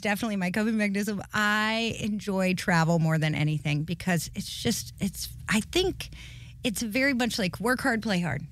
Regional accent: Highlands, North Carolina, United States; also born or lived in Cleveland, Ohio; I'm from Highlands, North Carolina in the mountains.

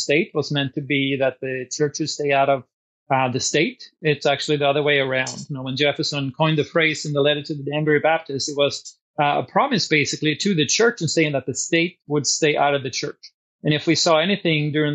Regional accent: Sweden; now in Washington, United States; I grew up in Sweden and I'm a naturalized citizen

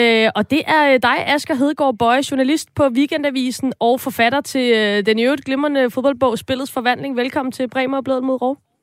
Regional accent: Copenhagen, Capital Region of Denmark, Denmark; jeg er fra København

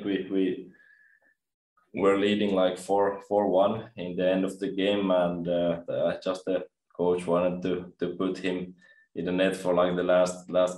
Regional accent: Espoo, Uusimaa, Finland; moved away; I'm from Espoo, Finland

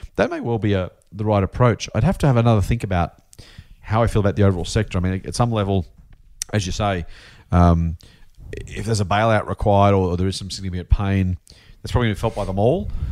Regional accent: Australia; being Australian

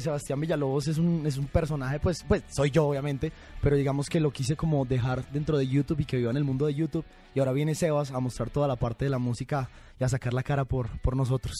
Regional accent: Bogotá, Colombia; moved away as an adult; also born or lived in Bucaramanga, Colombia; now in Mexico; yo soy de Bucaramanga, me crié en Bogotá, viví en Bogotá hasta los, 10, hasta los 18 años sí. y después vine a vivir aquí a México

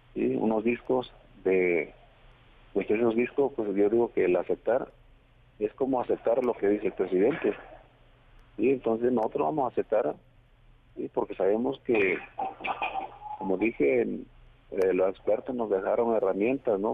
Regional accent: Guerrero, Mexico; accent: Guerrero speech

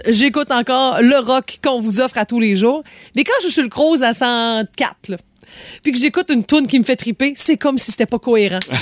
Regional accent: Quebec, Canada; chez nous au Québec

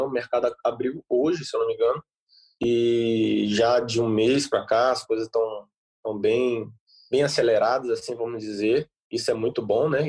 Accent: Brazil; moved away as an adult; now in Bordeaux, France; eu sou brasileiro, cultura diferente, começo difícil, adaptação, mas hoje eu já estou quatro anos aqui

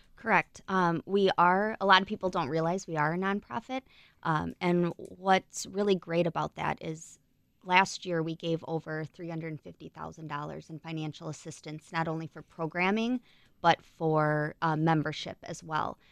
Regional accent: Burlington, Wisconsin, United States; grew up in, uh, Burlington.

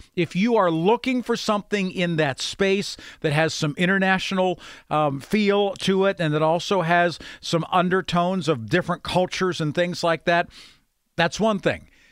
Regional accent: Grove City, United States; growing up in Grove City.

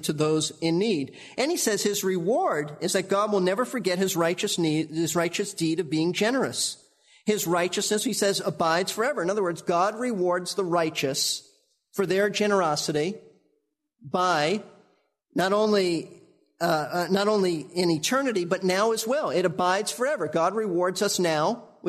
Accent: New York City, New York, United States; Karen and I grew up in New York

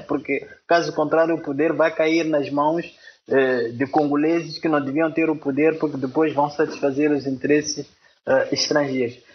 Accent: Xai-Xai, Gaza Province, Mozambique; moved away; Eu estou na minha cidade natal, eh, Xaixás.

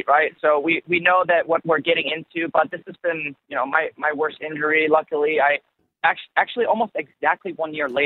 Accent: Germany; moved away as an adult; now in United States; I'm originally from Germany

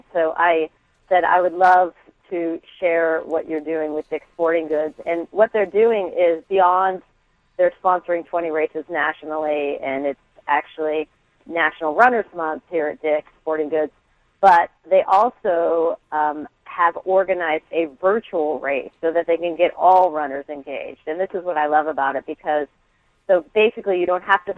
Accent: Orange County, California, United States; also born or lived in San Diego; moved up to the OC

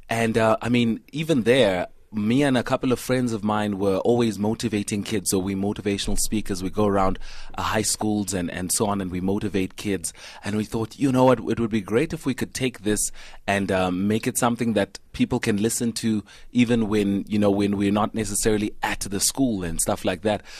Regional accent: Vanderbijlpark, Gauteng, South Africa; I grew up in Van der Bijl

